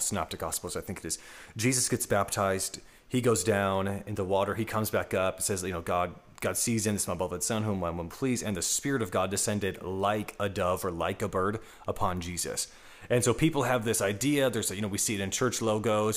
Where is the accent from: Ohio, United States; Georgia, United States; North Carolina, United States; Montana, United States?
Georgia, United States; Atlanta; I'm from Atlanta, Georgia